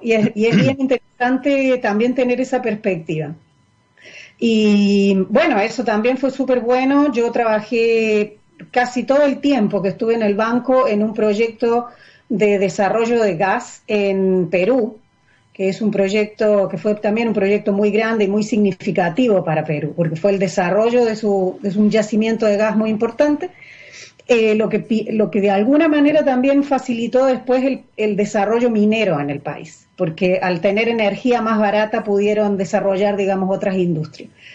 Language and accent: Spanish; Córdoba, Argentina; moved away as an adult; yo soy argentina, eh, soy de Córdoba